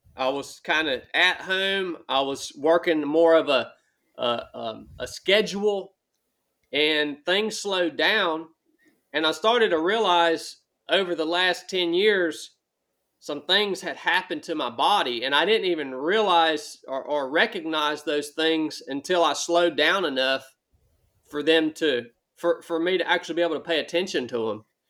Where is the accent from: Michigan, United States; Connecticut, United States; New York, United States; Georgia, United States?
Georgia, United States; Northwest; moved away as an adult; as a young man, I grew up in Northwest Georgia